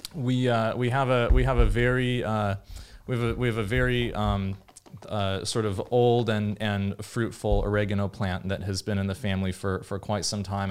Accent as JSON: {"language": "English", "town": "Davis", "region": "California", "country": "United States", "tie": "born or raised there", "said": "growing up in Davis, California"}